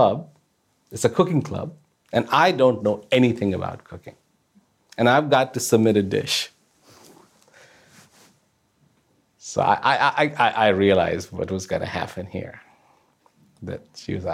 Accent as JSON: {"language": "English", "country": "India", "tie": "born or raised there", "moved": "yes", "lives_now": "Australia", "said": "I was born in India"}